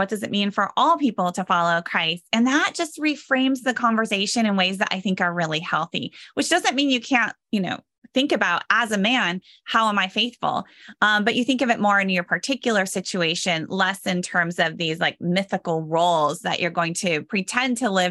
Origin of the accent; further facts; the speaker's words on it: United States; so as a historian, as an American historian, I think it's really important to analyze evangelicalism and these evangelical works in the context of what else is going on in American history